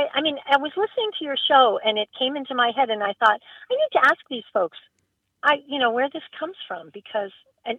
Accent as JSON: {"language": "English", "region": "Massachusetts", "country": "United States", "tie": "born or raised there", "also_born_or_lived": "Burlington, Massachusetts / Marblehead, Massachusetts / Milwaukee, Wisconsin", "moved": "yes", "said": "I grew up in various places. I was born in Massachusetts. We lived in Burlington. And then we moved to Marblehead. So I was in Massachusetts for most of my childhood and then Milwaukee. And now back to the East Coast again."}